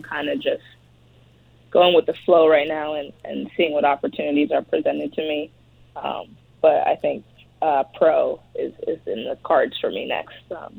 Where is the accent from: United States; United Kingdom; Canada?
Canada; So that's definitely something I'm proud of as a Canadian woman